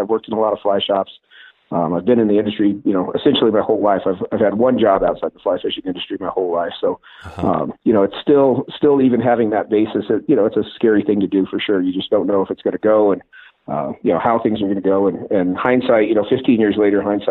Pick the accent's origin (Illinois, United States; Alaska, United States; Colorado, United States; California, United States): Colorado, United States; Northglenn, north of Denver; I grew up in Northland, just north of Denver